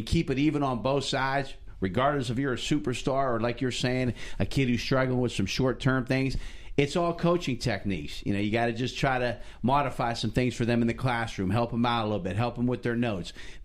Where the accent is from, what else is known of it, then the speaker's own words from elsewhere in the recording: Youngstown, Ohio, United States; moved away as an adult; now in Poland, Ohio, United States; I was born in Youngstown, Ohio, attended Erskine High School. My dad was mayor for 14 years